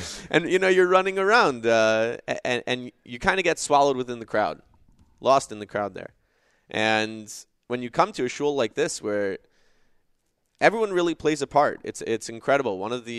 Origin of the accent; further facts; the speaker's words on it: Chicago, Illinois, United States; I am originally